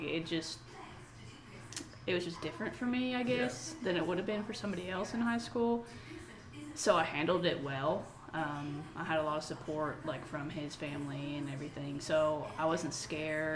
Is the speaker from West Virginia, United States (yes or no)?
yes; West Virginia, United States; now in Knoxville, United States; my hometown in West Virginia